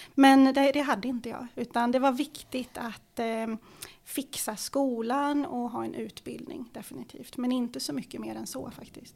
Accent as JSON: {"language": "Swedish", "town": "Stockholm", "region": "Stockholm County", "country": "Sweden", "tie": "born or raised there", "second_language": "Swedish"}